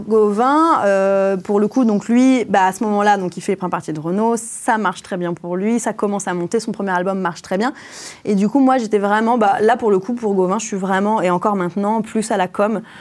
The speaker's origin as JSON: {"language": "French", "area": "Creuse", "region": "Nouvelle-Aquitaine", "country": "France", "tie": "born or raised there", "moved": "yes", "lives_now": "Paris, France", "said": "J'ai grandi en Creuse"}